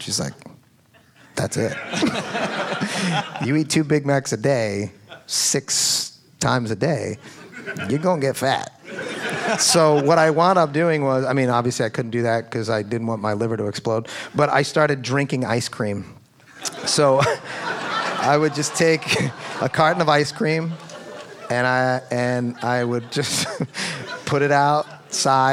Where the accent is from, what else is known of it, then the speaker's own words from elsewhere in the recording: Philadelphia, Pennsylvania, United States; I'm from Philadelphia